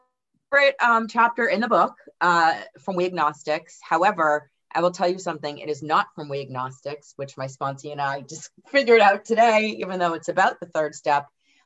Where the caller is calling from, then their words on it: Boston, Massachusetts, United States; I'm calling from Boston, Massachusetts.